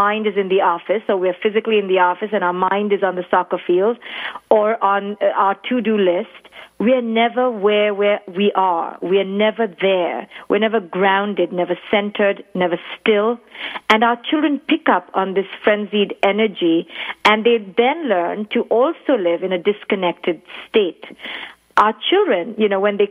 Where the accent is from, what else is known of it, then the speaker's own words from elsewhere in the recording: India; now in New York, United States; I was born and raised in India